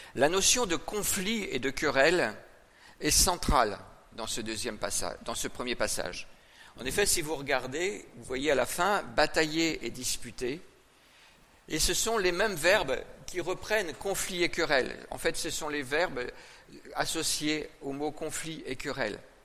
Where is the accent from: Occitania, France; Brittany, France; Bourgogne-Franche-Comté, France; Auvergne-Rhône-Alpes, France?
Brittany, France; je suis né en Bretagne